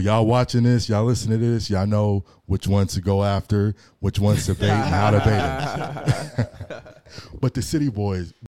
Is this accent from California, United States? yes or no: yes; Long Beach, California, United States; I'm Long Beach.